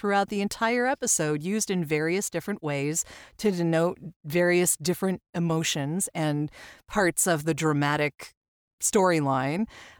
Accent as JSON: {"language": "English", "country": "Canada", "said": "I'm Canadian. I have no ties to the military at all, but I love NCIS."}